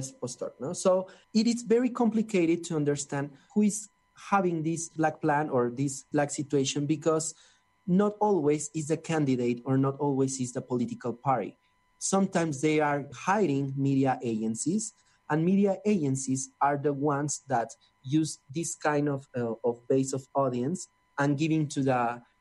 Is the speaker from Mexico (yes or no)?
yes; Mexico City, Mexico; I'm from Mexico City